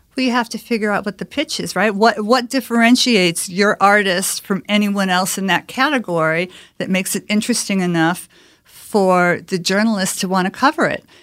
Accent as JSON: {"language": "English", "town": "Chicago", "region": "Illinois", "country": "United States", "tie": "born or raised there", "moved": "as an adult", "said": "I grew up in Chicago"}